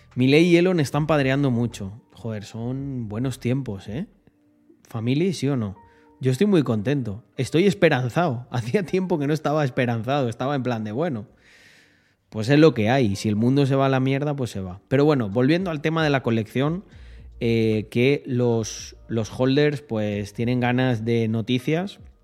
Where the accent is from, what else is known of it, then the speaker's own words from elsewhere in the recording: Almendralejo, Extremadura, Spain; also born or lived in Salamanca; now in Andorra; Yo, aquí donde me veis, en Andorra, vengo de un pueblecito llamado Almendralejo